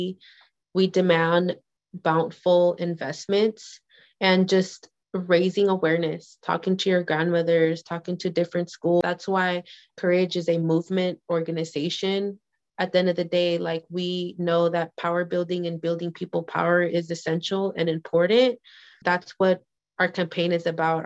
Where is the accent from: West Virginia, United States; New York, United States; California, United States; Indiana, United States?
California, United States; Hayward; I was born and raised in Hayward